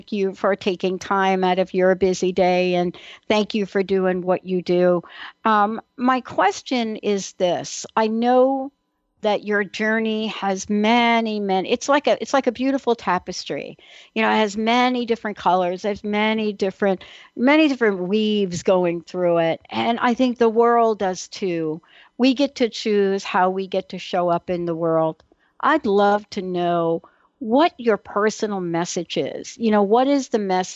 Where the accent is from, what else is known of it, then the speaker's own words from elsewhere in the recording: East Coast, United States; now in Pacific Northwest, United States; I grew up in on the East Coast, but I live in the Pacific Northwest now